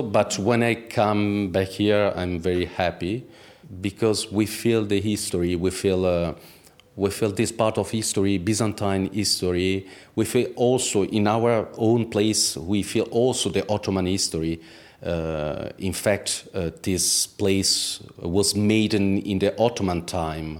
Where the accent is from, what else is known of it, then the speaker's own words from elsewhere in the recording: Italy; English is a second language; moved away as an adult; now in Istanbul, Turkey; In Italy. I grew up in Italy